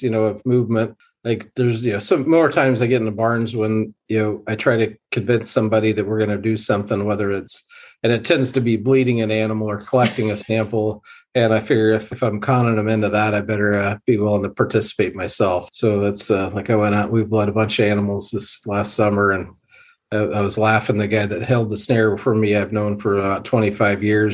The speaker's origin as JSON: {"language": "English", "region": "Western Kansas", "country": "United States", "tie": "born or raised there", "said": "I grew up in Western Kansas"}